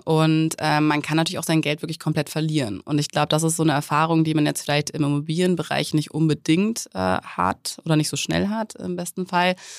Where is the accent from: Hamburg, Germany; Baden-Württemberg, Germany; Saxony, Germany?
Hamburg, Germany; moved away as an adult; also born or lived in Munich; ich komme aus Hamburg und bin nach München gezogen für ein Studium